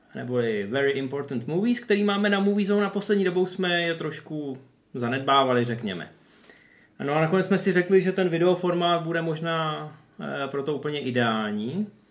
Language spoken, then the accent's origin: Czech; the Far North, northern Czech Republic, Czechia; u nás na Dálném severu